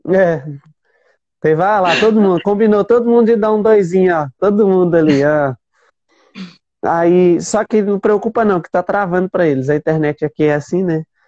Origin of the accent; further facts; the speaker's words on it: Minas Gerais, Brazil; eu sou mineiro